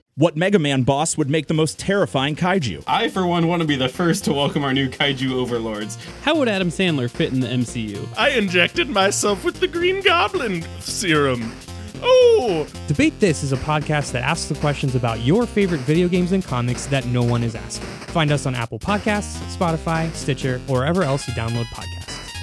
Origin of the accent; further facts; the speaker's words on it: Vancouver, British Columbia, Canada; moved away; also born or lived in Montreal; I grew up in Vancouver uh-huh. and then in Montreal.